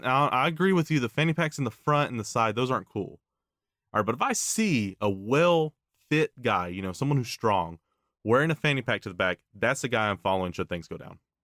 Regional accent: Tennessee, United States; I grew up in Tennessee

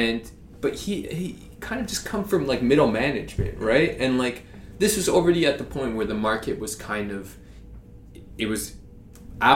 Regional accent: Canada; as a Canadian

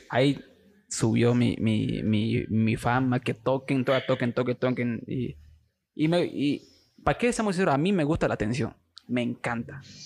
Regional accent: Santa Cruz de la Sierra, Santa Cruz, Bolivia; soy de Santa Cruz, de la, Sierra, nacido aquí

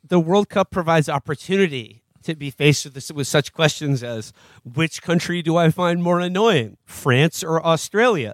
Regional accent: United States; me as an American

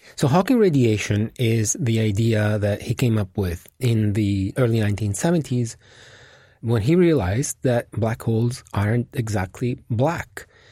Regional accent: Italy; moved away; my home country, which is Italy

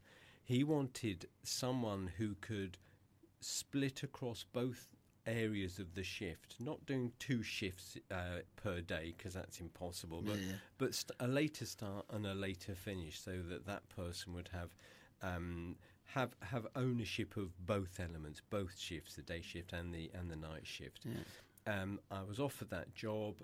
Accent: Eastbourne, South East England, United Kingdom; my hometown in Eastbourne

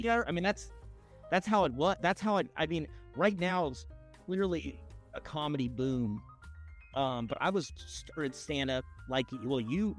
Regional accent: Long Beach, California, United States; I grew up in Long Beach, California.

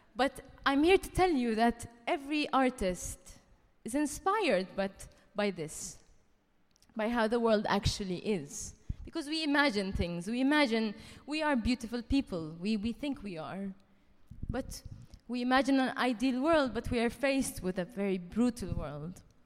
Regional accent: Dubai, United Arab Emirates; moved away as an adult; also born or lived in France; now in London, United Kingdom; I was born in Dubai to Palestinian parents

